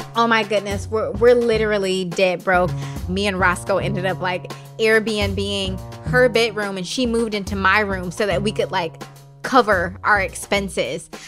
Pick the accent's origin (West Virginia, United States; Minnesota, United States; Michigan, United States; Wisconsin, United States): Michigan, United States; Detroit; moved away as an adult; also born or lived in Brooklyn, New York; I could do a lot more in my hometown